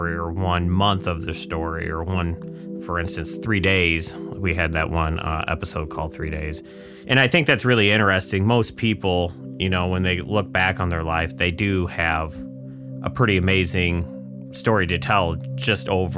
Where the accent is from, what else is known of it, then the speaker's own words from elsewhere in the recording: Northwest Indiana, United States; I grew up on a farm. In Indiana? Yeah, Northwest Indiana here